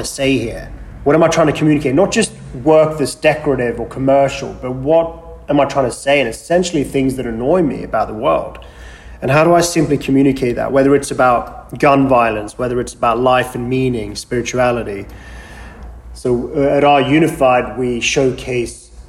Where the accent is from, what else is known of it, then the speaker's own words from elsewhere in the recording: England, United Kingdom; moved away as an adult; also born or lived in Sweden / London; now in Los Angeles, United States; I was born in Sweden, grew up there, and left when I was 7 years old after my father passed away from cancer. And moved to England